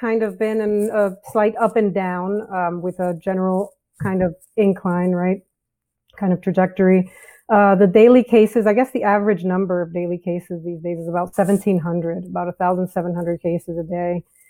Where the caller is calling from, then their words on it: San Antonio, Texas, United States; I'm calling from San Antonio, Texas. The Alamo City down here.